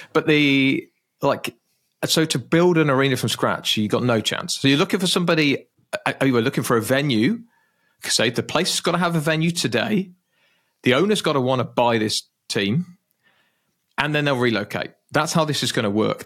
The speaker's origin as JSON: {"language": "English", "country": "United Kingdom", "said": "being British."}